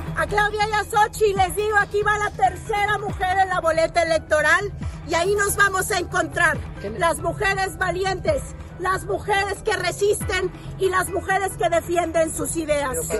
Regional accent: Nuevo León, Mexico; representar a Nuevo León, mi estado

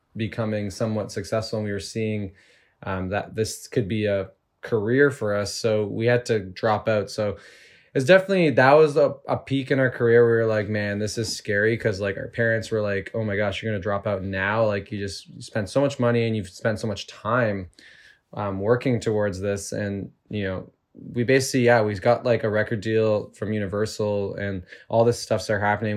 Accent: Toronto, Ontario, Canada; I grew up in Toronto, in the suburbs

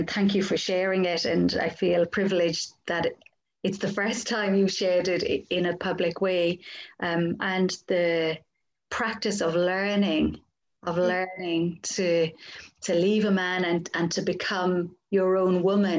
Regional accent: Ireland; I grew up in Catholic Ireland, divorce was still illegal

